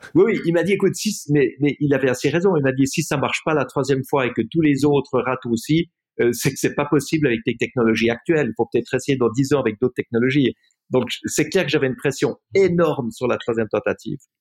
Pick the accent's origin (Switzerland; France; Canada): Switzerland; je suis rentré en Suisse, j'étais à l'école